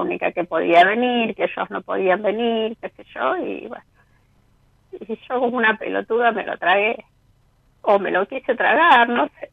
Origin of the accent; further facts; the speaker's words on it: Rosario, Santa Fe, Argentina; De Rosario